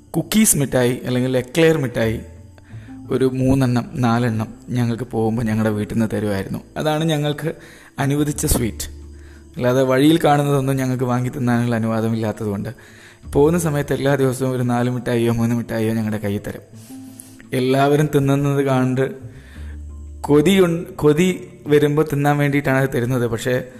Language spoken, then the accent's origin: Malayalam; Kondotty, Kerala, India; Kondotty കാന്തക്കാട് U P school എന്ന് പറഞ്ഞൊരു സ്കൂളിലാണ് പിന്നെ യു പി ഉണ്ടാവുക